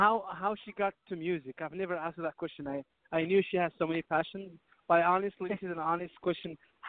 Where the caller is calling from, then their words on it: Virginia, United States; I am in D.C. I'm actually calling from